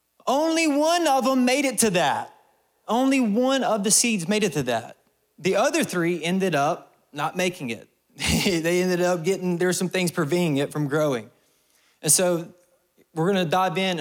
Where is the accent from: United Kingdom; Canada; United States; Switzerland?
United States; Alabama; I'm from Alabama